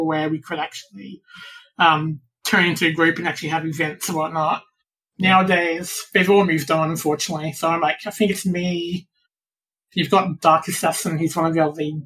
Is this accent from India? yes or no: no; Australia; From Australia.